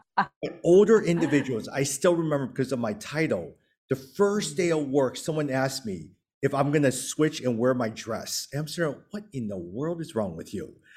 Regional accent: Chicago, Illinois, United States; moved away; I grew up in the Chinatown area of Chicago.

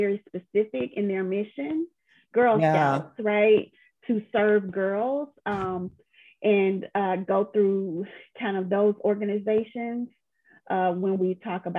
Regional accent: the South, United States; I'm from the South, and so my you know, Monica laughs at me. If she was here, she would crack up laughing, but I am very much a Southern belle, you know.

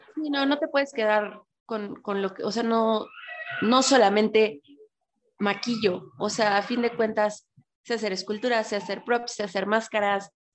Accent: northern border, Mexico; now in Puebla, Mexico; vivía en la frontera

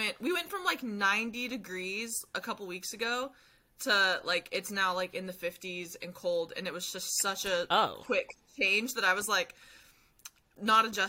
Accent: near Humboldt State, California, United States; I ran track at Humboldt State

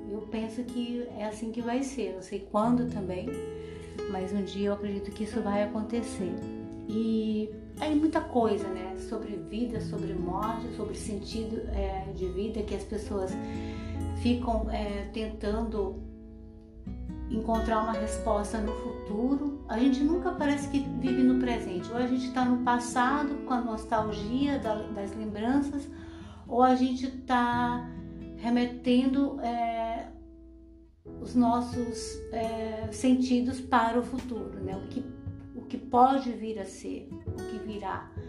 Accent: Bahia, Brazil; moved away; also born or lived in Paranaguá; quando eu saí da Bahia, que eu fui morar no sul, lá em Paranaguá, quando eu fui morar com a minha tia

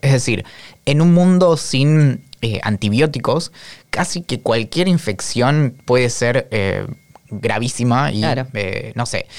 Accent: Bariloche, Río Negro, Argentina; yo soy nacido y criado en Bariloche

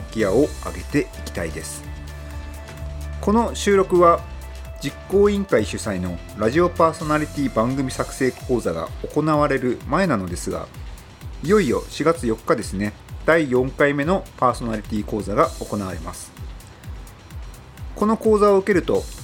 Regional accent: Tomakomai, Hokkaido, Japan; 今はあの西側の方に住んですけども、はいはい、あの父と母は豊川町に住んでまして、はい、僕は豊川町で幼少期過ごしたんですけども

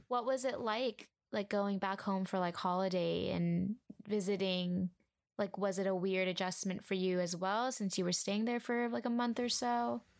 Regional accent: Huntington Beach, California, United States; I grew up in Huntington Beach, California

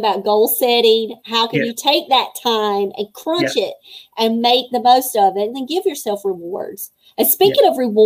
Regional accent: Fayetteville, North Carolina, United States; born or raised there

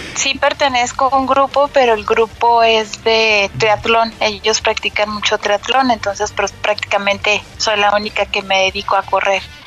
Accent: Guadalajara, Jalisco, Mexico; yo soy de Guadalajara

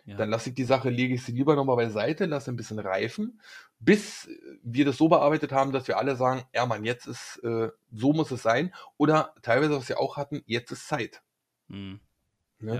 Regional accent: Berlin, Germany; ich bin Urberliner

